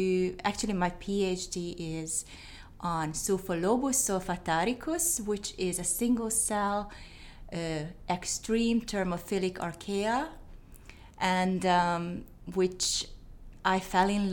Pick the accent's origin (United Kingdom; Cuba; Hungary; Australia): Hungary; English is a second language; moved away as an adult; also born or lived in Netherlands; now in Tennessee, United States; I am not from Tennessee, as it came from my accent. We moved to Tennessee in 2017, but I was born and raised in Hungary, in Eastern Europe